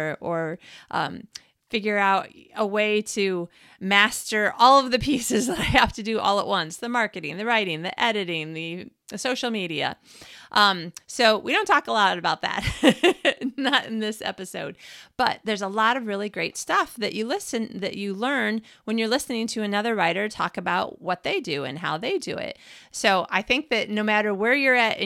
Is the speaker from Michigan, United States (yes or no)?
yes; Michigan, United States; moved away as an adult; now in Sweden; I'm from Michigan